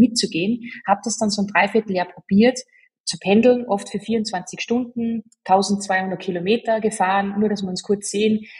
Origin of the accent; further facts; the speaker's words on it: Salzburg, Austria; accent: Salzburg dialect; Ich bemühe mich, schön zu sprechen. Ähm, ich bin ja Salzburgerin und habe dann auch dementsprechend ein bisschen ein Dilekt